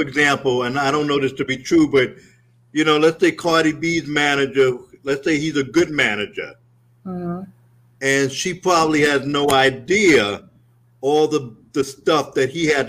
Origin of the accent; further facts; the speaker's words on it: New York City, New York, United States; now in Atlanta, United States; I'm a kid from Brooklyn